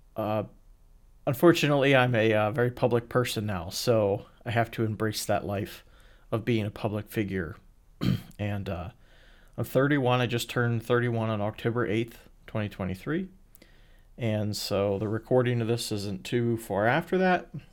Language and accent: English; Pennsylvania, United States; also born or lived in Illinois; I was born a white Caucasian male in Illinois and then was, you know, moved to Pennsylvania as a baby and grew up in a town that was poor